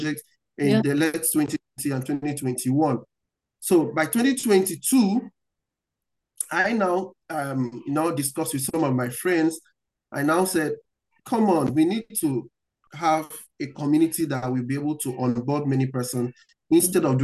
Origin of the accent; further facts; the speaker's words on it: Nigeria; From where I'm coming from, I'm coming from Africa, I'm coming from Nigeria.